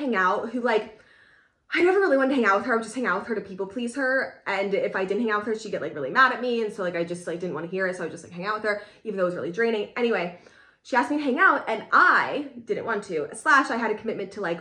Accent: Pennsylvania, United States; moved away as an adult; also born or lived in California; I'm from Pennsylvania, I lived in California for a while

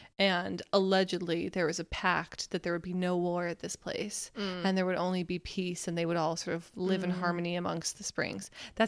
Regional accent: United States; being an American.

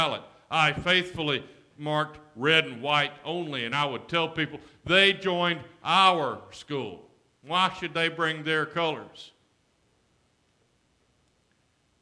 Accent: Alexander City, Alabama, United States; The African-American high school in my hometown was Laurel High School. Its colors were black and gold. The white school was Benjamin Russell

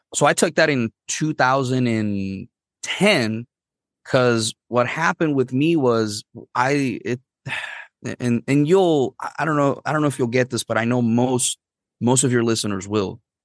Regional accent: Arecibo, Puerto Rico; first language Spanish; English is a second language; moved away as an adult; also born or lived in Missouri; I grew up in Puerto Rico, everybody had to know English and Spanish

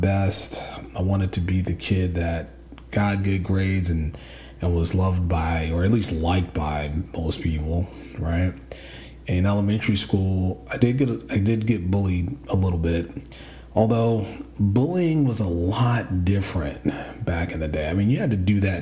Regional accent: New York City, New York, United States; I grew up in the Bronx, son of a doctor and a nurse

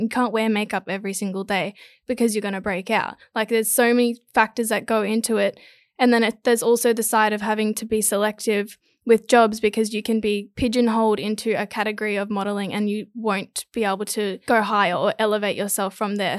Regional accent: Gold Coast, Queensland, Australia; I'm from the Gold Coast. I'm 22 years old. I've always lived on the Gold Coast

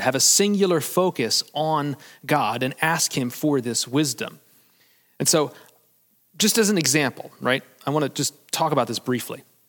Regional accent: United States; as Americans

